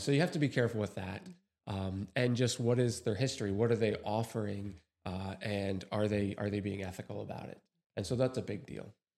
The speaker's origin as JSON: {"language": "English", "region": "New York", "country": "United States", "moved": "yes", "said": "originally from New York"}